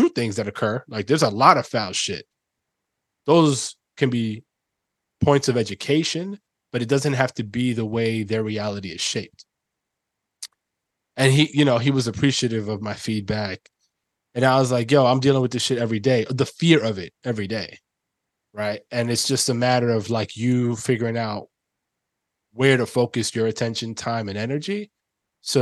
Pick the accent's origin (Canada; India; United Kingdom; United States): United States; New York City, New York; moved away; my own experience growing up in the Bronx